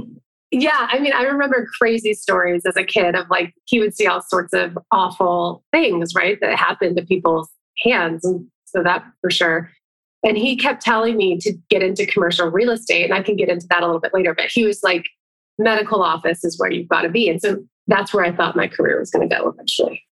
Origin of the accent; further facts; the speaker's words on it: Phoenix, Arizona, United States; moved away as an adult; now in San Diego, United States; I'm originally from Phoenix, Arizona. I'm here now at my parents' house and grew up here